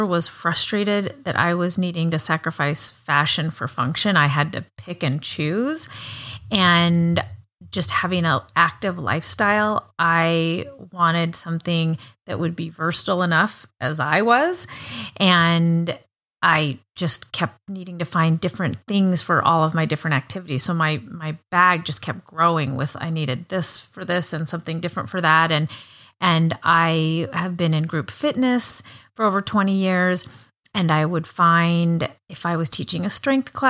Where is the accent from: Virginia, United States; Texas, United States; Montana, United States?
Montana, United States; I grew up in Montana, where there are, I think, three times more sheep than people.